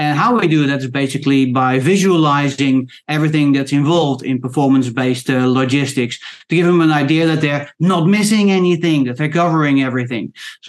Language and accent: English; Queensland, Australia; I don't sound Australian, but I am Australian, so I'm in Australia.